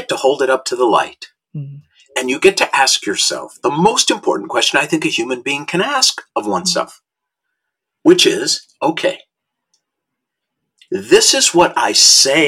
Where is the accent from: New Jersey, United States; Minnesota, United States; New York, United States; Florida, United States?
Minnesota, United States; Minneapolis; now in Los Angeles, United States; when I was a young boy growing up in Minnesota